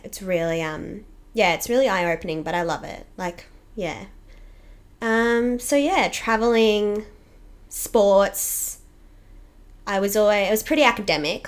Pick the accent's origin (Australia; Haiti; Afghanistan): Australia; Toowoomba, Queensland; I grew up in Toowoomba, which is great